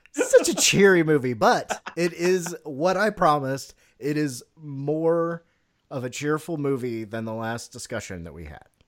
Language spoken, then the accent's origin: English; United States; my American is showing